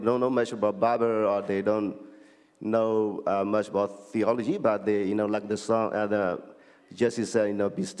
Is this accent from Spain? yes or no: no; Myanmar; moved away; also born or lived in Thailand; I came from Burma, known as Myanmar